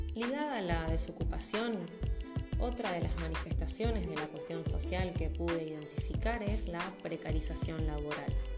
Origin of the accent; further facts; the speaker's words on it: Rosario, Santa Fe, Argentina; les hablo desde Rosario, mi ciudad natal